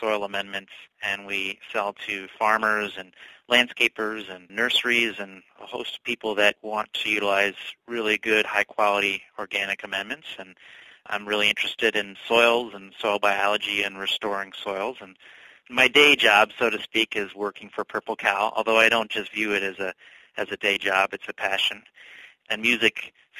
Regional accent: North Carolina, United States; moved away as an adult; also born or lived in Germany / Milwaukee; now in Oconomowoc, United States; I grew up in North Carolina

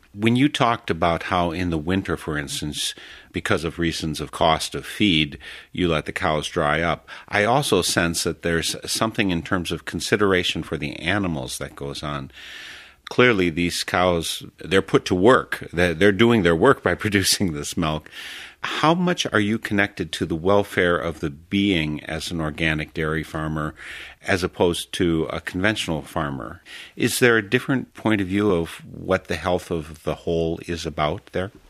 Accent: Wisconsin, United States; also born or lived in Africa / Texas; I'm born and raised in Wisconsin, and I've lived in Africa, for instance, in a l, just short while down in Texas

